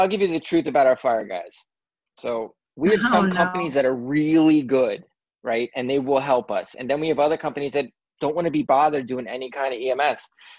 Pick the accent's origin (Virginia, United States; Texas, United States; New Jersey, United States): New Jersey, United States; I'm from Jersey and it's a big union thing.